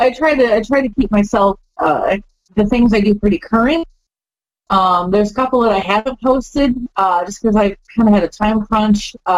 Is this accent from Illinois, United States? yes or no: yes; Illinois, United States; also born or lived in Las Vegas; I've been in the Midwest most of my life, so I'm a Midwest girl, Illinois